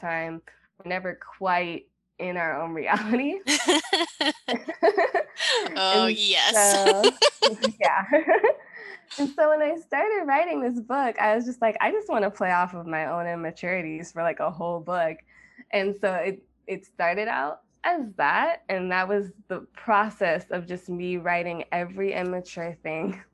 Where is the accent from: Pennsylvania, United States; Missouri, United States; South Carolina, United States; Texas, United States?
Texas, United States; Austin; moved away as an adult; now in Chicago, United States; I grew up in Chicago for 7 years, and then my mom remarried and we moved to Austin.